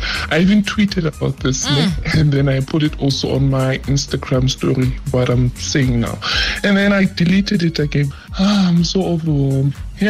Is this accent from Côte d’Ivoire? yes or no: no; Johannesburg, Gauteng, South Africa; I'm from Joburg.